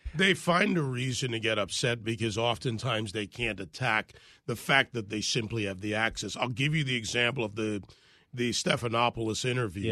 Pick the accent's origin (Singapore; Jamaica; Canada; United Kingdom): Jamaica; now in United States; I was born in Jamaica